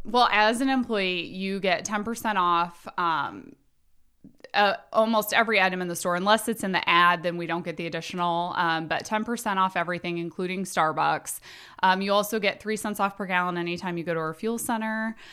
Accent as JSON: {"language": "English", "town": "South Bend", "region": "Indiana", "country": "United States", "lives_now": "Elkhart, United States", "said": "I'm actually from South Bend, but live in Elkhart"}